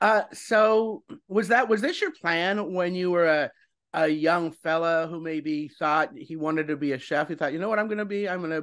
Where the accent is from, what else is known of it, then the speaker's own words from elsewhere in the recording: Denver, Colorado, United States; I grew up in Denver. Okay. And which has a very large Hispanic population, of course, mostly right. Mexican.